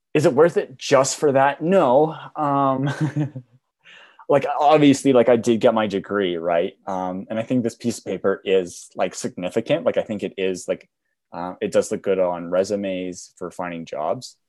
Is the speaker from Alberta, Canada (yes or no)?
yes; Banff, Alberta, Canada; I was born in Banff, I have kind of an accent